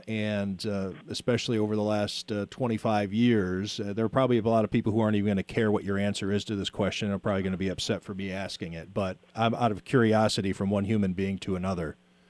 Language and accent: English; Las Vegas, Nevada, United States; now in Buffalo, United States; I was backwards. I moved to Buffalo from Las Vegas.